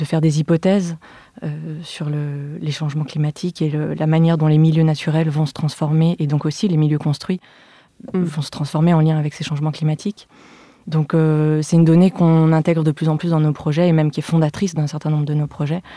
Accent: Lyon, Auvergne-Rhône-Alpes, France; je suis née et j'ai grandi à Lyon

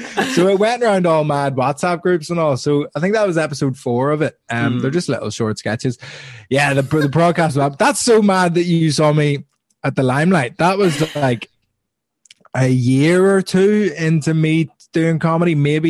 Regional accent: Belfast, Northern Ireland, United Kingdom; moved away as an adult; now in London, United Kingdom; But I'm from Belfast. I'm half Italian.

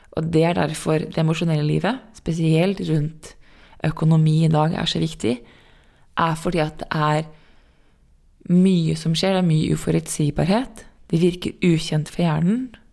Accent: Norway; also born or lived in New York

